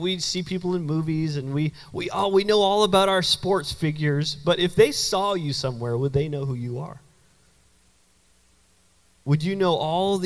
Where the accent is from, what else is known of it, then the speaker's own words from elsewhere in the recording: Canada; also born or lived in Florida; now in United States; I'm not a Yankee. I'm from Canada originally.